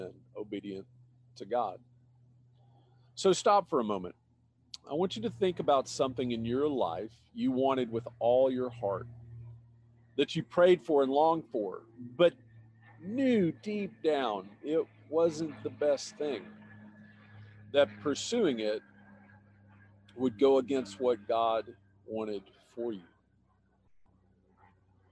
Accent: Austin, Texas, United States; moved away as an adult; the opportunity came up for us to move to my hometown, Austin

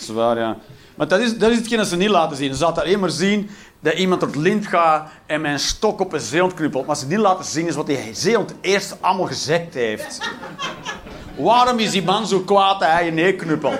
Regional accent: Belgium; als Belg

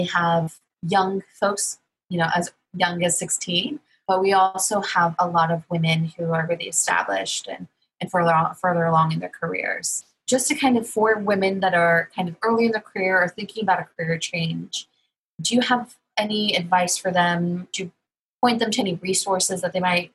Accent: Corpus Christi, Texas, United States; I'm from Corpus Christi, Texas

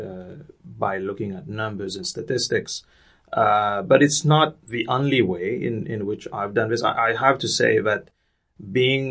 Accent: Mauritius; moved away; I was born and raised in Mauritius, so I grew up in a small island off the east coast of Africa

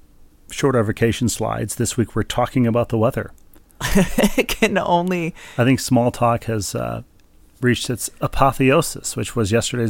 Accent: Minnesota, United States; growing up in Minnesota

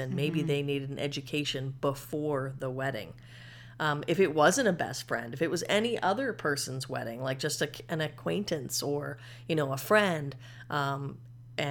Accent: Canada; I'm Canadian. I was just born here.

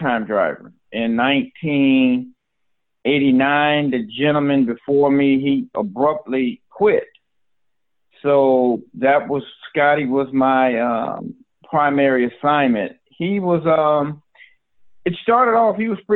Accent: Chicago, Illinois, United States; Born and raised in Chicago, attended Shiloh Academy

